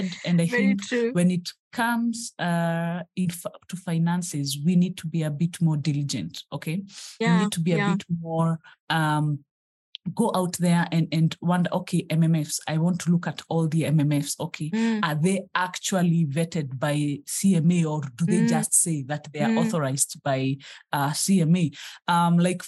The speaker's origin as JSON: {"language": "English", "country": "Kenya", "said": "I am a Kenyan who is on her journey to financial freedom."}